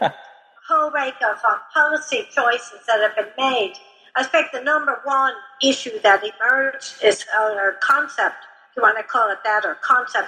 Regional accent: Chicago, Illinois, United States; I'm from Chicago

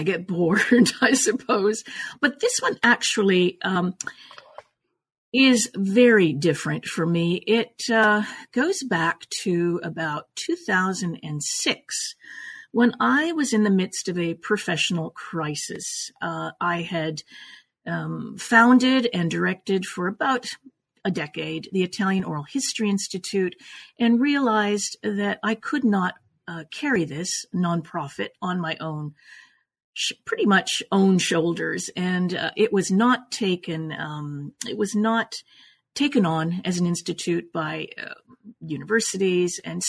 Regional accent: Canada; also born or lived in Italy; now in Los Angeles, United States; I was born in Italy, raised in Canada, and have been in Los Angeles since 1981.

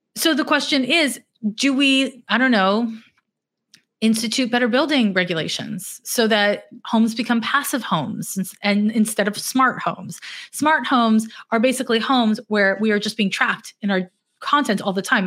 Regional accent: Montreal, Quebec, Canada; now in United States; I'm from Montreal, Quebec, which is north of Vermont

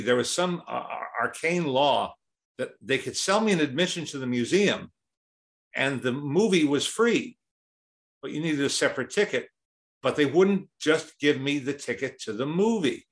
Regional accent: Teaneck, New Jersey, United States; also born or lived in Manhattan, New York City; I was born in Manhattan, but when, when I was four, my family moved to the suburbs, really just over the George Washington Bridge, uh, to Teaneck, New Jersey.

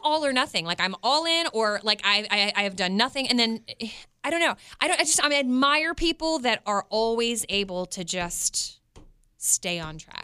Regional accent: Westminster, Maryland, United States; now in Kansas City, United States; I grew up in Westminster, Maryland

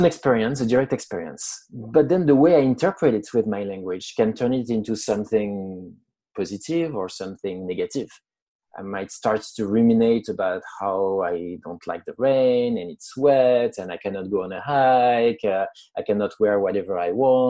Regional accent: France; accent: French; English is a second language; moved away as an adult; now in United States; I'm French. I was born in France. I've lived in the US for almost 10 years now

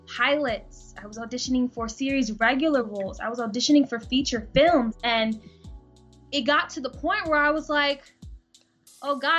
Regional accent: Philadelphia, Pennsylvania, United States; being born and raised in Philly

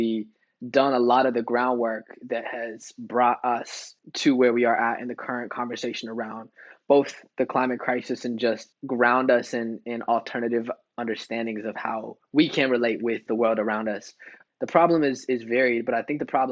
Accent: United States; me growing up, a son of, you know, indigenous immigrant father from Mexico, growing up in the States

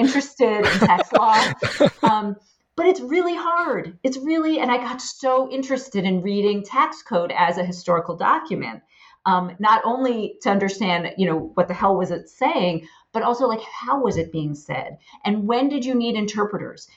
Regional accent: Poughkeepsie, New York, United States; I grew up in a middle class home in Poughkeepsie, New York

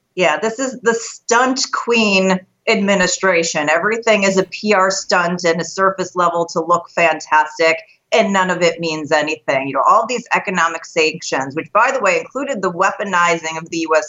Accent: Chicago, Illinois, United States; I'm from Chicago, so we have the Bears and the Bulls.

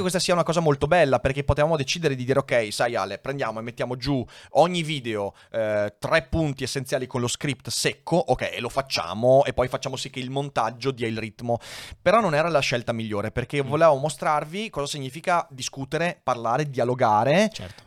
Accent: Veneto, Italy; accent: Venetian (cadenza veneta); la mia cadenza veneta

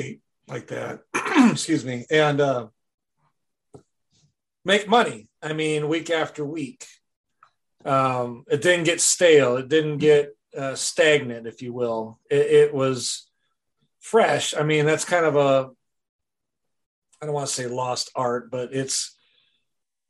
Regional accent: Wisconsin, United States; I'm from Wisconsin

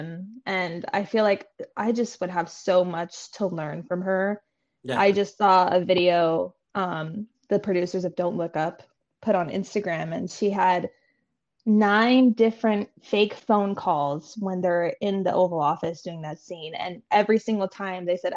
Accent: Nevada, United States; moved away; also born or lived in New York; I grew up in Nevada

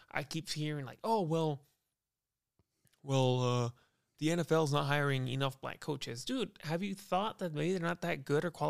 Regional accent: United States; I'm i I'm American, dude.

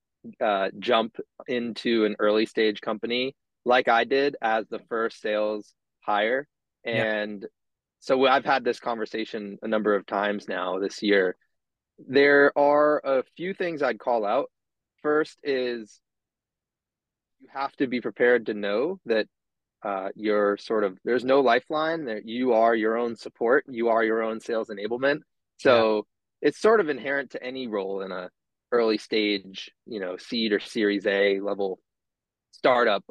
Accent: Cape Cod, Massachusetts, United States; moved away; also born or lived in Washington, D.C.; Born and raised in Massachusetts, Cape Cod, more specifically, so you won't hear any Boston accent from me

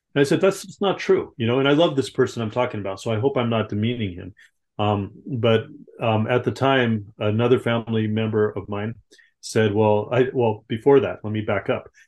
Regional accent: Southern California, United States; grew up in Southern California

